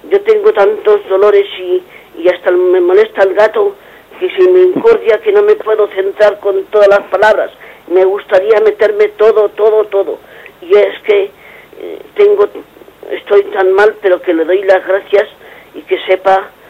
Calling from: Madrid, Community of Madrid, Spain; de Madrid.

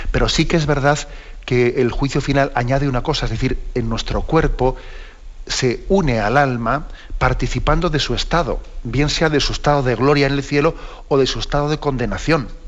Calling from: Cádiz, Andalusia, Spain; de Cádiz.

